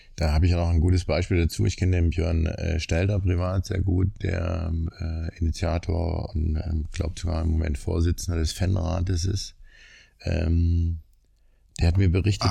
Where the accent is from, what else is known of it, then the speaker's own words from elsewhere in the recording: Leipzig, Saxony, Germany; Erstmal komme ich aus Leipzig